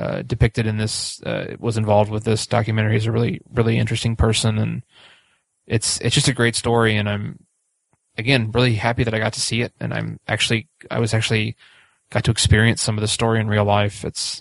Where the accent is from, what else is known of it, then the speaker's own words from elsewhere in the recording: Speedway, Indiana, United States; growing up in Speedway